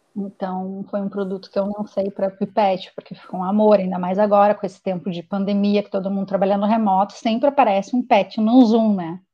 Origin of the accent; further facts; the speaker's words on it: Porto Alegre, Rio Grande do Sul, Brazil; moved away as an adult; now in Toronto, Canada; eu sou gaúcha de Porto Alegre e fui morar no Canadá, há, vim morar no Canadá há cinco anos atrás, em Toronto.